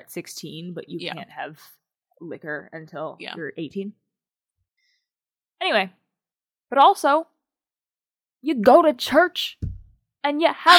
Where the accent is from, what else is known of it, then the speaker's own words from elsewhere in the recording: United States; As an American.